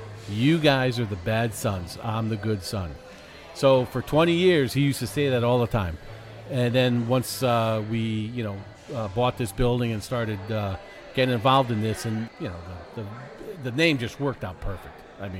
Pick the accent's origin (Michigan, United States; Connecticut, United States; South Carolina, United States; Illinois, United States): Connecticut, United States; Shelton; grew up on my street growing up in Shelton